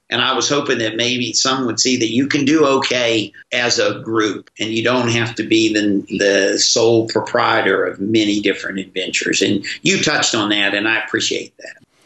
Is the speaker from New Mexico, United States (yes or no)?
no; West Virginia, United States; my childhood days with my growing up in West Virginia